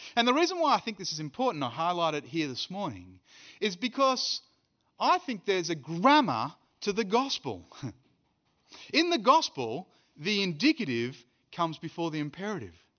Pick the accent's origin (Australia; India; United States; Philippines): Australia; now in South Africa; I'm an Australian who lives in South Africa and who's preaching in Birmingham